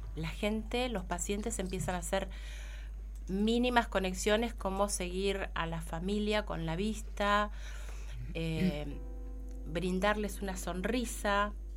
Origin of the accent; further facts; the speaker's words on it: Coronel Dorrego, Buenos Aires Province, Argentina; now in Bahía Blanca, Argentina; soy de Coronel Dorrego